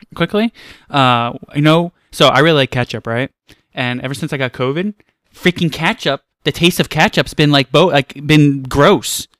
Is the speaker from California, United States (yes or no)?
no; New York City, New York, United States; I'm from Queens.